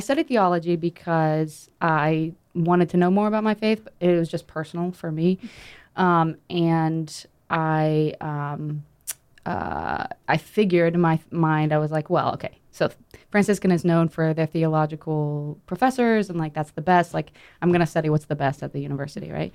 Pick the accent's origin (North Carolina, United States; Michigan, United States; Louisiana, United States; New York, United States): North Carolina, United States; I'm from North Carolina